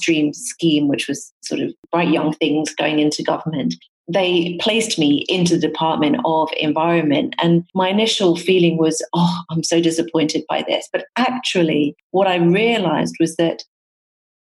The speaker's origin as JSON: {"language": "English", "region": "Nairobi", "country": "Kenya", "tie": "born or raised there", "said": "the starting point is definitely where I was born in Kenya. Being brought up in a developing country"}